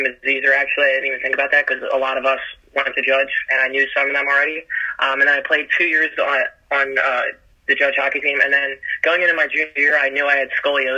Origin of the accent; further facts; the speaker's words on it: Philadelphia, Pennsylvania, United States; I grew up in Parkwood, in Philadelphia, Northeast Philly